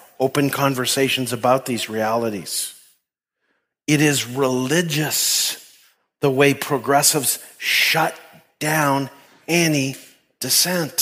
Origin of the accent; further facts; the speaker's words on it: Canada; moved away as an adult; where I grew up in Canada